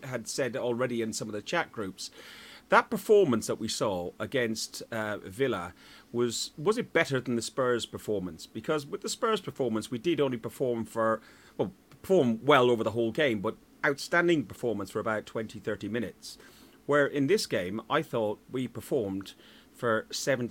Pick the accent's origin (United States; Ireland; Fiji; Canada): Ireland; I'm Irish